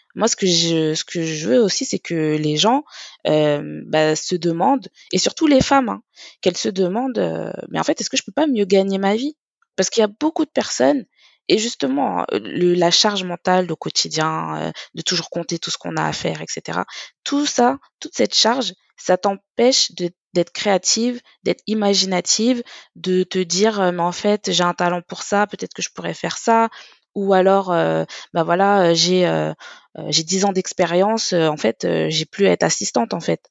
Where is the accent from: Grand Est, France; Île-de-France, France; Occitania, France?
Île-de-France, France; Paris; je suis parisienne